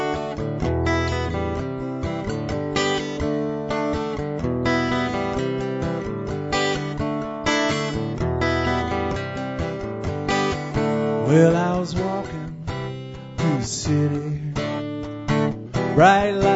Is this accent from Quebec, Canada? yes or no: yes; Montreal, Quebec, Canada; also born or lived in Vancouver / Calgary; now in Twin Butte, Canada; I'm originally from Montreal